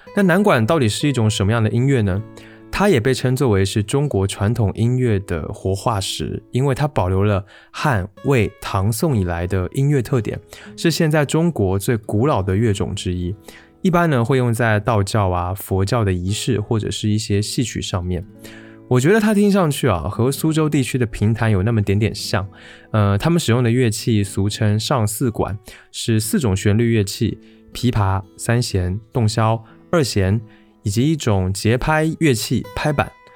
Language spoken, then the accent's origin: Chinese; Taiwan; 这个标题中的宝岛很明显啦，就是我出生的地方，台湾岛